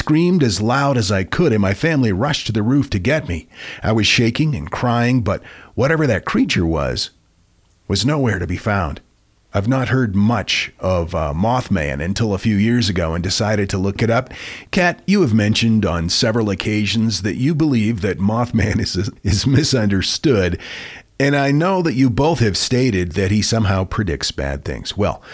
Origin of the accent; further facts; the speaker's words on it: Guatemala; I grew up in Guatemala, and although I have several interesting stories to share, I wanted to share this particular tale.